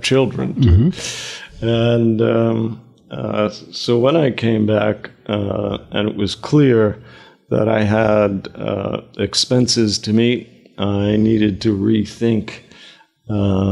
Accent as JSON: {"language": "English", "town": "New York City", "region": "New York", "country": "United States", "tie": "born or raised there", "also_born_or_lived": "United Kingdom", "moved": "as an adult", "said": "I grew up in Queens, and my father ran a delicatessen"}